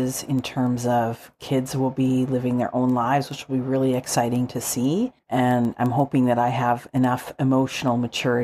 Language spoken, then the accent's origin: English; Calgary, Alberta, Canada; Shane and I are both born and raised in Calgary